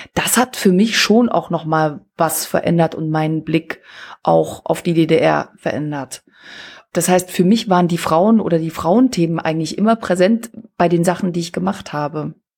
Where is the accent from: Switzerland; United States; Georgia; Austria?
Switzerland; now in Rostock, Germany; Ich komme ja aus der Schweiz